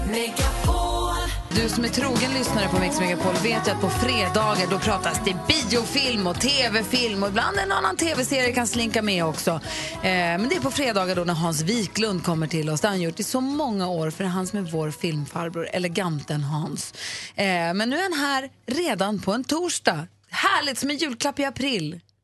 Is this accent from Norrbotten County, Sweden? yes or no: yes; Luleå, Norrbotten County, Sweden; jag är uppvuxen i Luleå